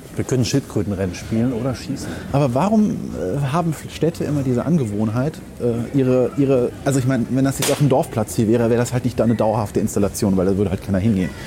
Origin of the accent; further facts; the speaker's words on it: Germany; als Deutscher